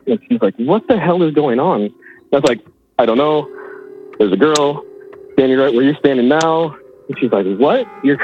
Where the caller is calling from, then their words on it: Battle Ground, Washington, United States; I'm calling from Battleground, Washington, just north of Vancouver, Washington